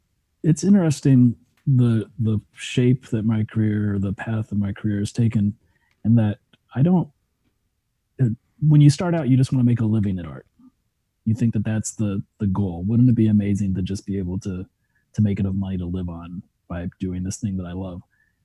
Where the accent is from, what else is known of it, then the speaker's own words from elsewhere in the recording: Germany; growing up in Germany and running around Schloss Frankenstein and my mom reading Frankenstein to me the day after we visited the castle where Mary Shelley was inspired to write it